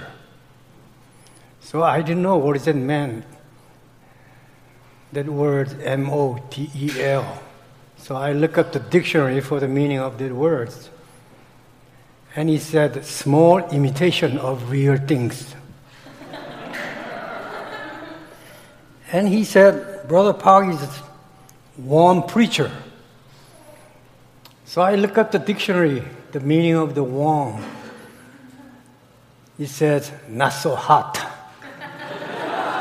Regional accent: South Korea; English is a second language; moved away as an adult; also born or lived in Japan / Seoul, Korea / Hawaii; now in United States; I was born in Japan, raised in Korea, English is not my native tongue.

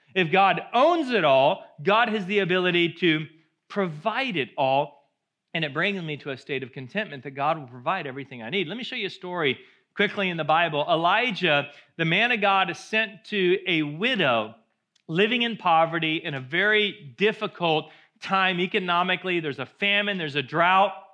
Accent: United States; as Americans, we love our cars

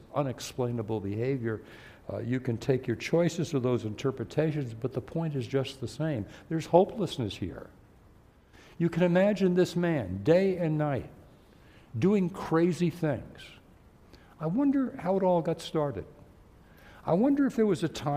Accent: New York City, New York, United States; I was born in New York City, so I know the city fairly well

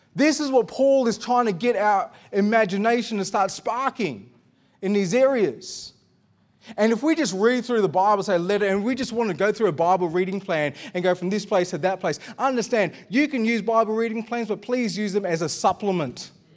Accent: Australia

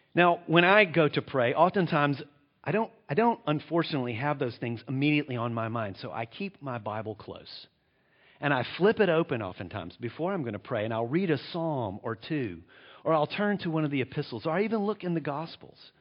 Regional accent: United States; I'm from the United States of America

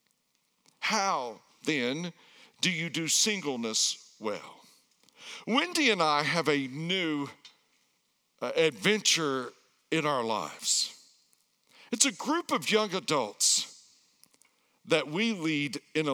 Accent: Erwin, Tennessee, United States; moved away; I grew up in the backwoods of Tennessee

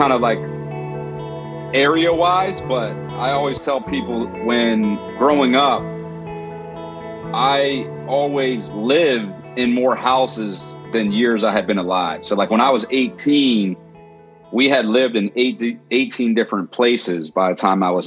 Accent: Pittsburgh, Pennsylvania, United States; moved away as an adult; also born or lived in Philadelphia; now in Pittsburgh, United States; I grew up in the Berg, and the first several years were in the suburbs until I was about 8 years old

